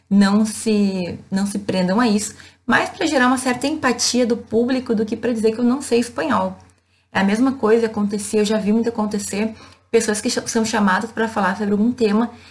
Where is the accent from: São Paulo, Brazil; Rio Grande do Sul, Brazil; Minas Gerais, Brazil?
Rio Grande do Sul, Brazil; E vejam, eu venho de uma cidade do interior do Rio Grande do Sul.